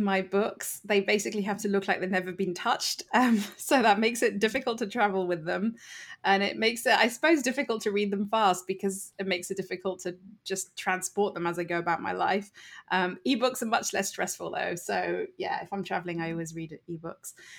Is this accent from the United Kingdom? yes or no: yes; United Kingdom; accent: British; moved away as an adult; now in United States; as you can hear from my accent, I am actually British. I live in the U S and have lived here for six years